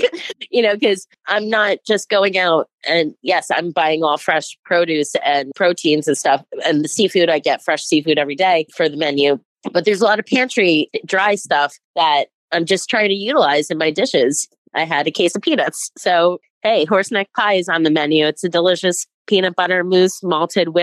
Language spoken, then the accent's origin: English; Newark, New Jersey, United States; I grew up in Newark also, so a melting pot